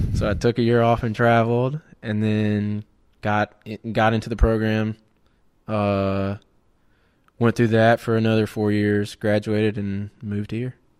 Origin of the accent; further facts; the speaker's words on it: right outside of Auburn, Georgia, United States; I grew up in Georgia, right outside of Auburn, in a no-name town